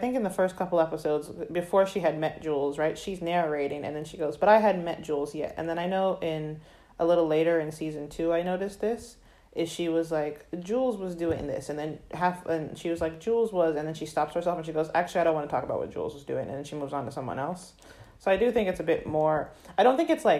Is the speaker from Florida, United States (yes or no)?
yes; Florida, United States; I'm from Florida